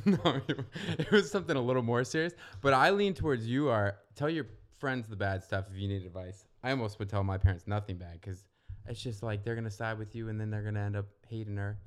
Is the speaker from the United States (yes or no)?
yes; Northern Virginia, United States; moved away as an adult; now in Santa Monica, United States; I'm from Virginia, not the South, Northern Virginia